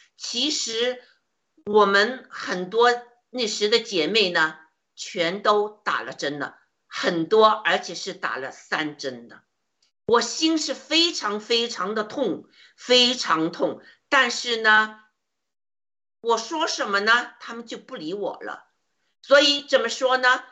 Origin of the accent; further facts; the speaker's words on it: China; 就像我们中国人一样，生活在中共的铁蹄之下，生活在恐惧之中